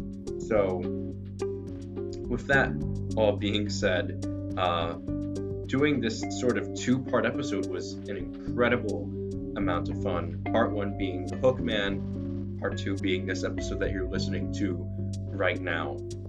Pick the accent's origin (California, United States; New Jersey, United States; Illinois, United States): New Jersey, United States; my home state of New Jersey